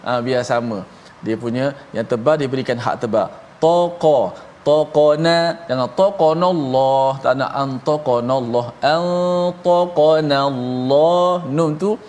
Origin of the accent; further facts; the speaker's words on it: Terengganu, Malaysia; Saya orang Terengganu tapi saya buat, buat pandai lah.